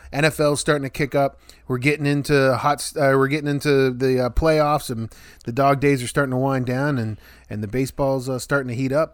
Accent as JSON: {"language": "English", "area": "Marion County", "region": "West Virginia", "country": "United States", "said": "as a Marion County guy"}